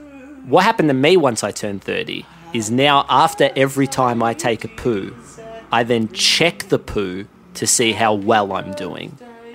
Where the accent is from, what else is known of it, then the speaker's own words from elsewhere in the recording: Alabama, United States; accent: Alabama; I'm from Alabama, hence the heavy accent. I was born and raised in Alabama around darts.